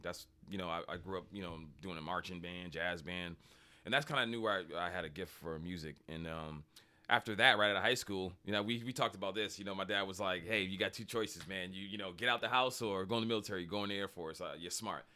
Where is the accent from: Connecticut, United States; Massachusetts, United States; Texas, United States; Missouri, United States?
Massachusetts, United States; Boston; moved away; also born or lived in Randolph, Massachusetts; I grew up in Boston, um, uh, grew up in Dorchester